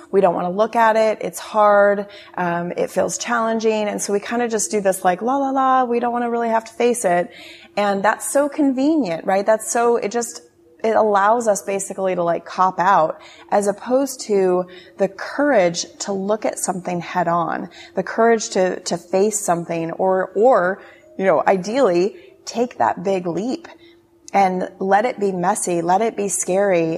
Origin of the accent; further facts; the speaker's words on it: Steamboat Springs, Colorado, United States; moved away as an adult; also born or lived in California; now in Asia; born and raised in Colorado, mountains of Colorado, Steamboat Springs